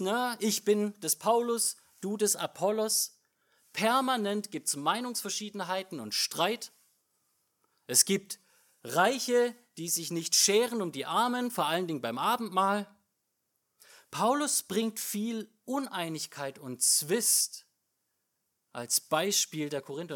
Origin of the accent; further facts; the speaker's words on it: Germany; bei uns als Deutsche